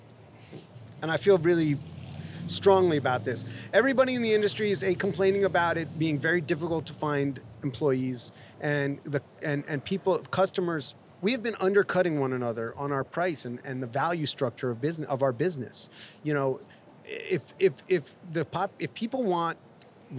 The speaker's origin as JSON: {"language": "English", "town": "New York City", "region": "New York", "country": "United States", "tie": "born or raised there", "also_born_or_lived": "Boonton, New Jersey", "moved": "as an adult", "lives_now": "Los Angeles, United States", "said": "growing up in New York City"}